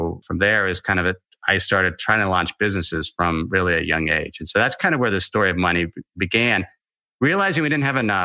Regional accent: Ohio, United States; I grew up in Ohio

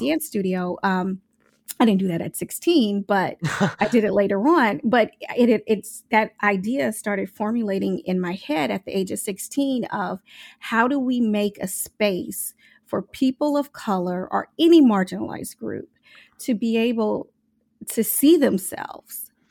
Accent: Omaha, Nebraska, United States; I'm from Omaha, Nebraska.

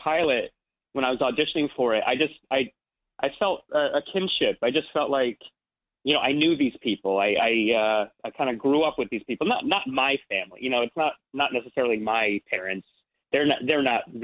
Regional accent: Ridgewood, New Jersey, United States; I'm from New Jersey. So I grew up I'm from Ridgewood, New Jersey

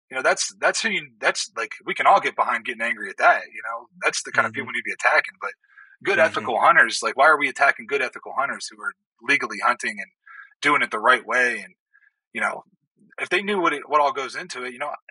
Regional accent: Ohio, United States; Like I come from Ohio, where if you have one acre and there's a whitetail that comes across your property, you can you know you can hunt it.

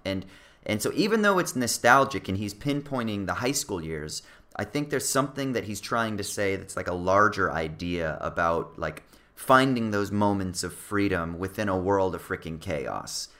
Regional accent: Orange County, California, United States; I'm from Orange County

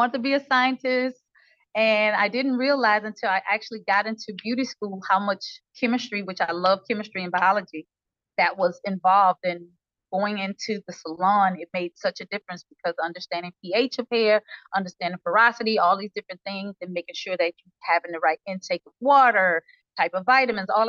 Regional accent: Shreveport, Louisiana, United States; now in Atlanta, United States; I'm from Shreveport, Louisiana. I reside in Atlanta

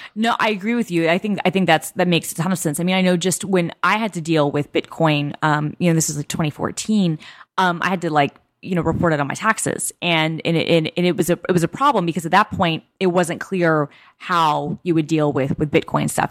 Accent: New York, United States; moved away as an adult; now in Bellevue, United States; I'm still a New Yorker.

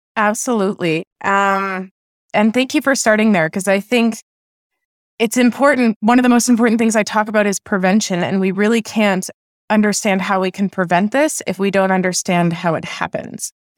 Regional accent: Oakville, Ontario, Canada; I was raised in Oakville, Ontario

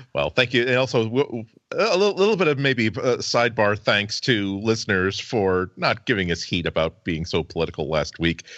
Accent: United States; as an American who's had many vacations on Cape Cod

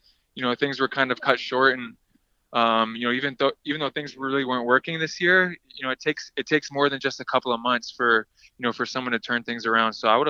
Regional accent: Canada; we're both Canadian, we're both Lithuanian

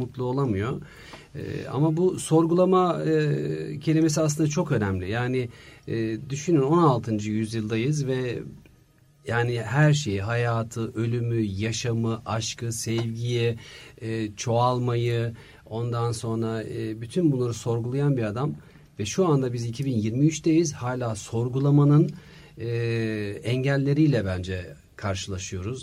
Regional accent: Germany; moved away as an adult; now in Turkey; 3 yaşımda Almanya'ya gittik ailemle. Orada anaokulundan bütün işte okul hayatıma, konservatuvar hayatıma, tiyatrolara, işte e, iş hayatıma derken e, 33 yıl Almanya'da yaşadım

